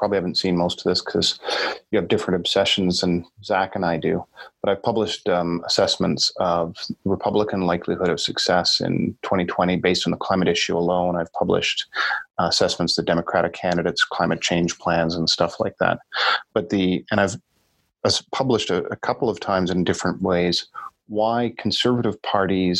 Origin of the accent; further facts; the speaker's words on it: Canada; me as a Canadian